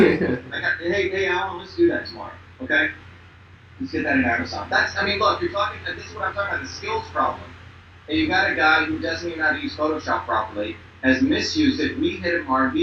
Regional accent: India; now in United States; I came here as an Indian

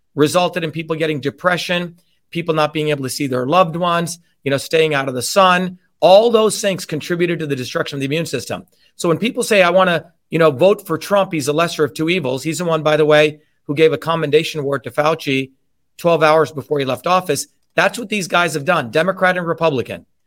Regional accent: New Jersey, United States; how I would speak growing up in New Jersey.

